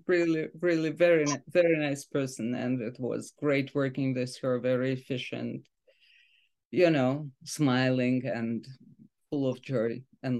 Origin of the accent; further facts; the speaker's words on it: Saint Petersburg, Russia; moved away; I grew up in St. Petersburg, which is, as you know, a beautiful city